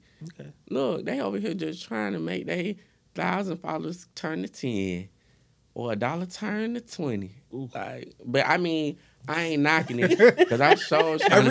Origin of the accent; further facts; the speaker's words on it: Atlanta, Georgia, United States; accent: Atlanta; I'm from Atlanta.